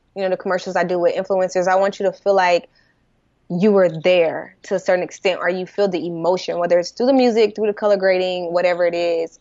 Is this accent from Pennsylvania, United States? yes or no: no; St. Louis, Missouri, United States; moved away; also born or lived in California; I'm from Saint Louis